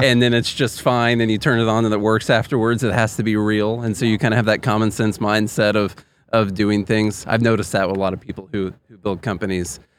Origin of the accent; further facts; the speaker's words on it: Tennessee, United States; I'm from Tennessee